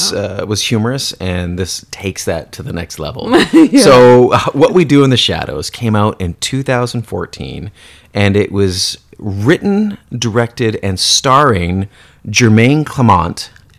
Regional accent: Canada; for me growing up in Canada

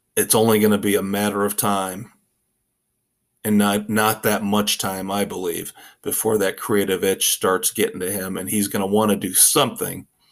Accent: Midwest, United States; me growing up in the Midwest

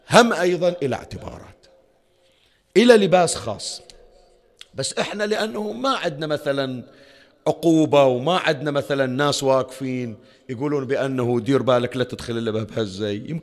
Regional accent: Bahrain; احنا الحمد لله رب العالمين عندنا في البحرين ومناطق الخليج الشكل اكو قرى واكو مناطق

